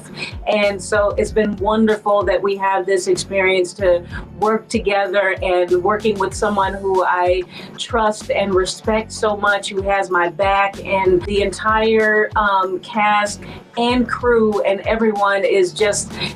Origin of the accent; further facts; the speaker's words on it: Chicago, Illinois, United States; I'm from the city, I was born and raised in Chicago